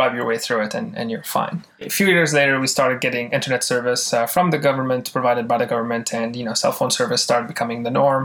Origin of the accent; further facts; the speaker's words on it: Damascus, Damascus Governorate, Syria; now in Toronto, Canada; I was actually born in Damascus, Syria. And back in the 80s, I was born in 85, Syria was still kind of in the pre-crazy state that it is now, but also pre-opening up to the world. So growing up in Syria was, you know, normal childhood